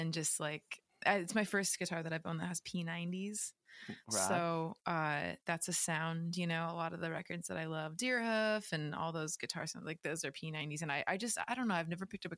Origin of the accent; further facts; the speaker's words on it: Orange County, California, United States; I grew up in Orange County